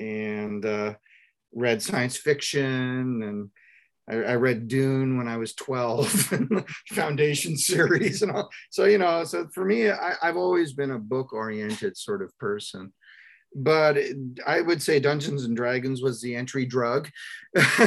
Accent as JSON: {"language": "English", "town": "Toronto", "region": "Ontario", "country": "Canada", "tie": "born or raised there", "said": "We're from the Ontario, Canada, and I grew up in the Toronto area"}